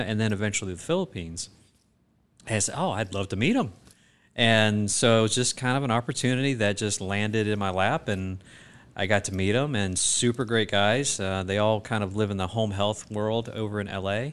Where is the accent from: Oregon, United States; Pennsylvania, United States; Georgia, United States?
Georgia, United States; South; moved away as an adult; also born or lived in Boston, Massachusetts; I grew up in South Georgia when my father, uh, who was also a physician at the time, was recruited to be the small town doc in a little town in South Georgia